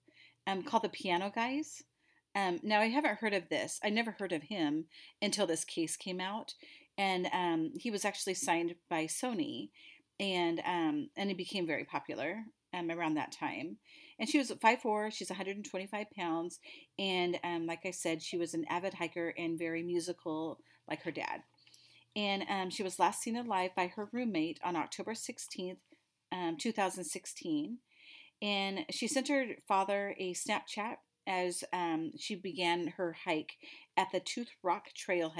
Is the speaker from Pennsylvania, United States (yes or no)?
no; Oregon, United States; we're from Oregon